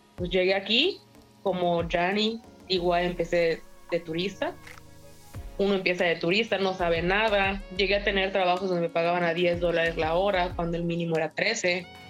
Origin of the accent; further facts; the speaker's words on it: Mérida, Yucatán, Mexico; moved away as an adult; now in Vancouver, Canada; Yo soy de Mérida, Yucatán